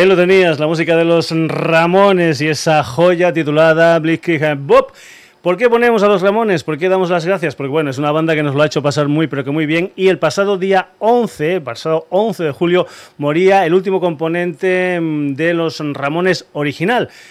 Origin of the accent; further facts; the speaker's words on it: Spain; somos más españoles que la tortilla de patatas